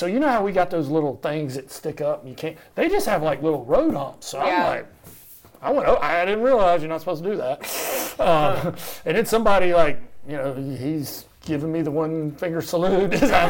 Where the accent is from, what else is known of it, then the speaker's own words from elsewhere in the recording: Jacksonville, Florida, United States; born there; I was born in Jacksonville